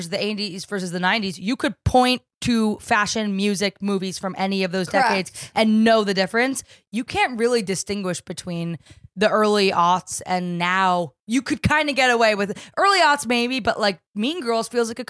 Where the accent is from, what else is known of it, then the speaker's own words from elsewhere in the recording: New Jersey, United States; I'm from New Jersey.